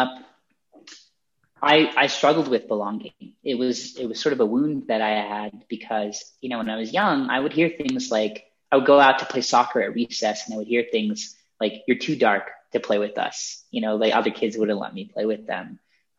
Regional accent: Colorado, United States; I grew up in Colorado. My parents are immigrants from India

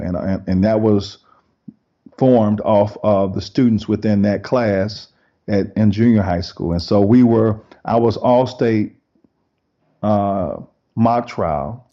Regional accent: Decatur, Georgia, United States; I grew up in Decatur, Georgia, right outside of Atlanta, Georgia.

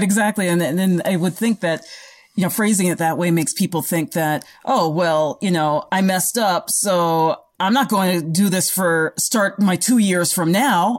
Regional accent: United States; as Americans or North Americans

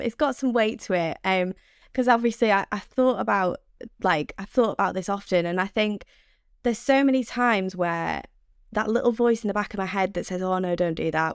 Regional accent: Manchester, North West England, United Kingdom; accent: Mancunian; my screechy Mank accent

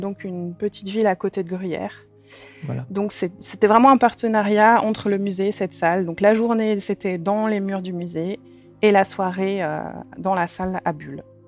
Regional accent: Sallanches, Auvergne-Rhône-Alpes, France; moved away as an adult; now in Switzerland; je viens de Salanches, en Haute-Savoie, où j'ai passé toute mon enfance

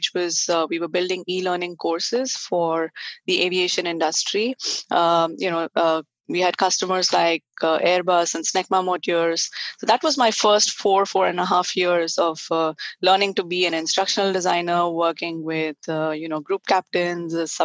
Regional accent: Hyderabad, Telangana, India; moved away as an adult; now in California, United States; So I grew up in India, and I was in Hyderabad for most of my life, and I studied science, and most of my schooling was in Hyderabad

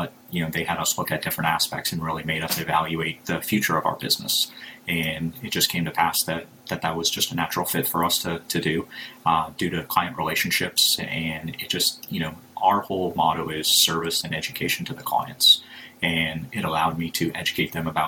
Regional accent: Fargo, North Dakota, United States; moved away as an adult; now in Tampa, United States; I'm born and raised in Fargo, North Dakota

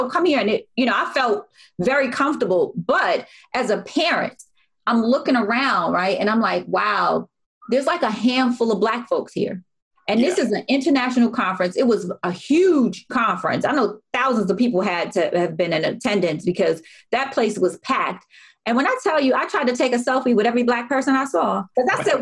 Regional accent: Baltimore, Maryland, United States; I was the only Black person, Black parent, and then I was from Baltimore City

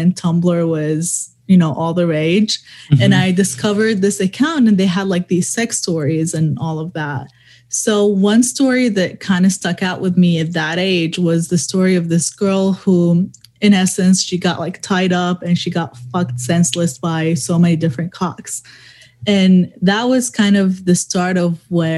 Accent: Dubai, United Arab Emirates; also born or lived in Middle East; I was born in the Middle East. I grew up in Dubai most of my life

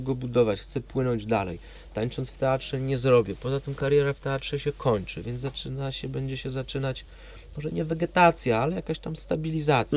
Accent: Gdańsk, Pomeranian Voivodeship, Poland; moved away as an adult; also born or lived in Poznań; urodziłem się w Gdańsku, półtora kilometra od morza

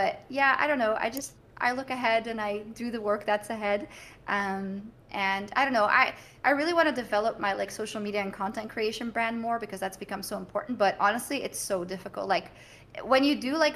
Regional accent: Bruges, Flanders, Belgium; So, I'm from Bruges, right? From Brugge.

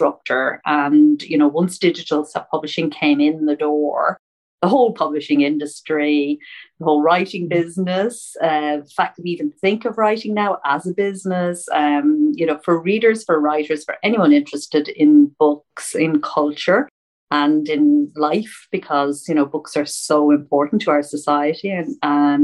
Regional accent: Ireland; also born or lived in St Leonards-on-Sea, England; now in London, United Kingdom; I'm an Irish indie author. I live in London, though, London, England, and St. Leonard's-on-Sea.

